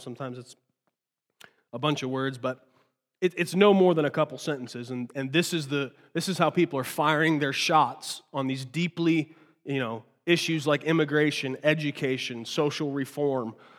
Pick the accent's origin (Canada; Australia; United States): United States; I was born here